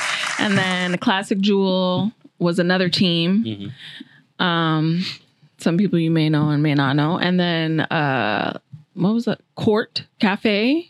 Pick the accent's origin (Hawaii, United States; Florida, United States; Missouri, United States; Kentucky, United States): Hawaii, United States; Kailua; moved away as an adult; now in Las Vegas, United States; I am from Hawaii